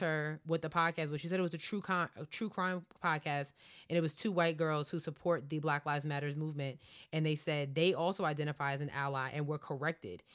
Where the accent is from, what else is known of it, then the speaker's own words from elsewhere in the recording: Baldwin, New York, United States; we grew up in Baldwin, which was a very, very diverse town